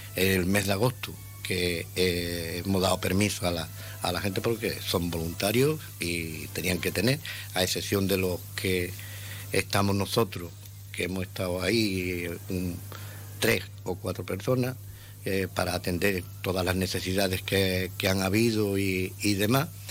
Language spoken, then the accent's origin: Spanish; Ceuta, Spain; yo soy ceutí de nacimiento y, y criado aquí en Ceuta